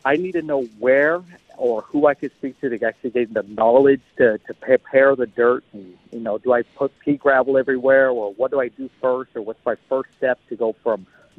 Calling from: San Tan Valley, Arizona, United States; From Santan Valley.

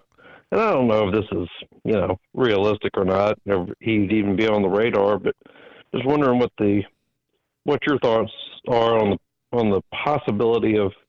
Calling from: Jackson, Mississippi, United States; I'm calling from Jackson, Mississippi.

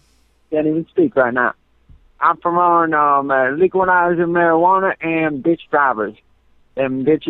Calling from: Ohio, United States; I'm calling from Ohio.

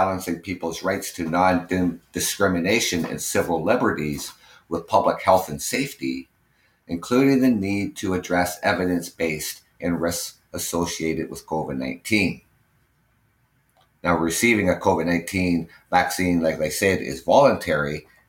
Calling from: Ontario, Canada; I'm live from Ontario, Canada.

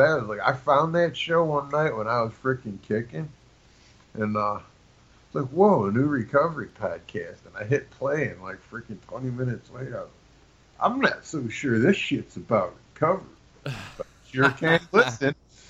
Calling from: Chicago, Illinois, United States; Just outside of Chicago, Illinois.

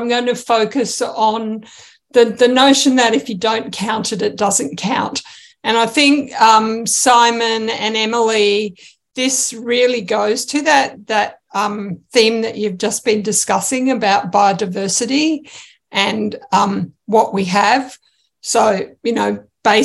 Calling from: Australia; So, yes, I'm joining from Australia

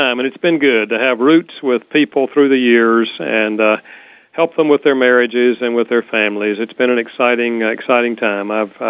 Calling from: Winston-Salem, North Carolina, United States; Oh, yeah. Winston-Salem.

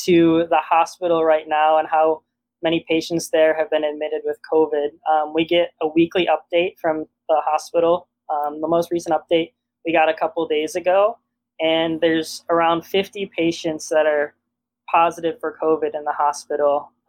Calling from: Ann Arbor, Michigan, United States; Yeah, so we're both calling from Ann Arbor, Michigan.

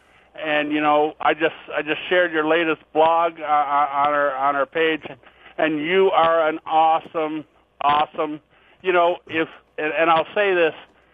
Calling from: Cape Breton Island, Nova Scotia, Canada; also born or lived in United States; I'm calling you from Cape Breton Island up in Nova Scotia, Canada.

